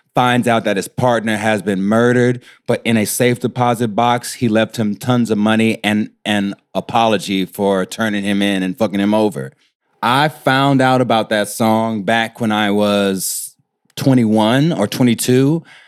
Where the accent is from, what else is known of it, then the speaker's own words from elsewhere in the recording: Houston, Texas, United States; I'm from Houston, from, like, the, the, like, the inner city close to downtown Houston. I'm from Third Ward